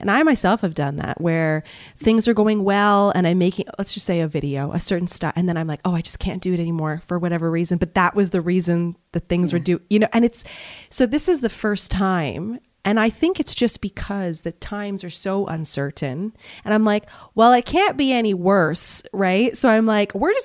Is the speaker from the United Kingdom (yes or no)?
no; Montreal, Quebec, Canada; moved away as an adult; also born or lived in Toronto / Vancouver / Malaysia; I'm from Montreal.